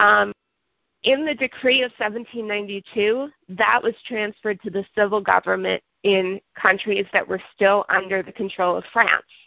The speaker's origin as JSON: {"language": "English", "country": "United States", "said": "forgive my accenting, as I said in past, I'm American"}